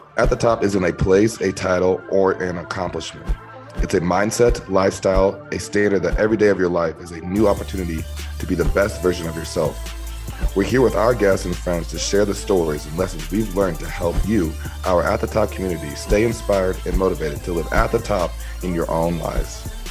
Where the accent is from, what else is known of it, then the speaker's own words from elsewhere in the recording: Iowa, United States; moved away as an adult; now in Green Bay, United States; I'm from Iowa, so I kind of uh, have peeped Wisconsin growing up